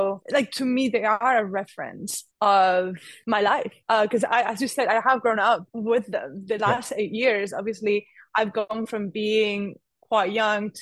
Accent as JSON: {"language": "English", "country": "Spain", "moved": "yes", "said": "I'm originally from Spain, but I'm half Italian"}